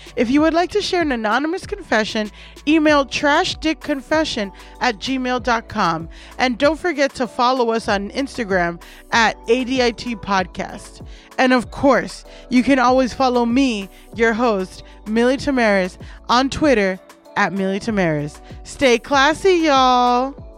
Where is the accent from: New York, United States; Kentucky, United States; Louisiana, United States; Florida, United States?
Florida, United States; Miami; I'm from Miami